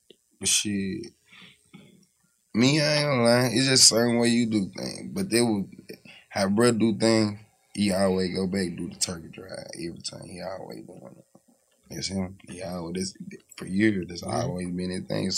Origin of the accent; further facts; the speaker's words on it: Memphis, Tennessee, United States; I'm from Magnolia